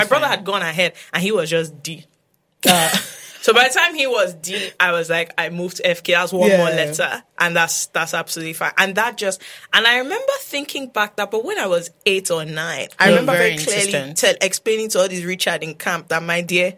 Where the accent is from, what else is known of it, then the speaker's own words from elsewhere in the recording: London, United Kingdom; born there; You know the thing, I wish because I was born in London and then I used to go back all the time.